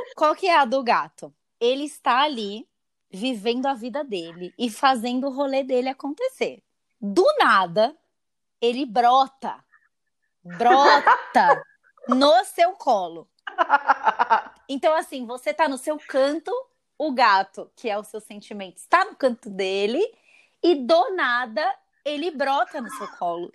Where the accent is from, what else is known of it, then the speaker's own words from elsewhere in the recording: Brazil; nós brasileiros somos né, o povo mais ansioso do mundo